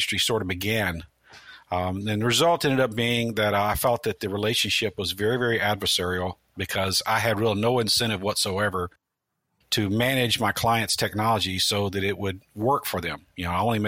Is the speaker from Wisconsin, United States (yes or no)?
no; Memphis, Tennessee, United States; moved away as an adult; also born or lived in Midwest; now in Tampa, United States; I grew up in Memphis, Tennessee, and got the call to move to Florida in 1996